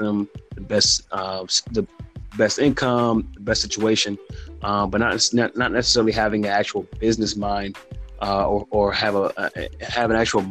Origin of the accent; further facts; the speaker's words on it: Silver Spring, Maryland, United States; moved away as an adult; also born or lived in North Carolina; now in Fayetteville, United States; I am from Silver Spring, Maryland, born and raised